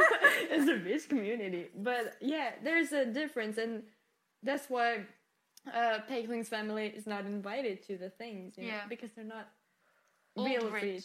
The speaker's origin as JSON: {"language": "English", "country": "France", "tie": "born or raised there", "first_language": "French", "second_language": "English", "moved": "yes", "said": "I am 100% Portuguese, okay. But I lived most of my life in France. I grew up there. I was born there. France is my first language."}